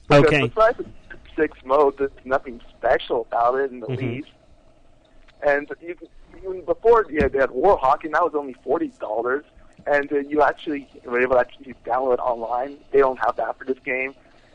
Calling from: Canada; from Canada.

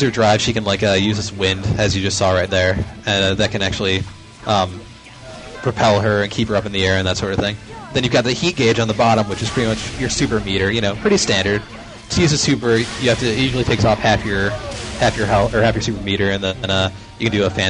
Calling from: Oak Forest, Illinois, United States; It's the … from Oak Forest, Illinois.

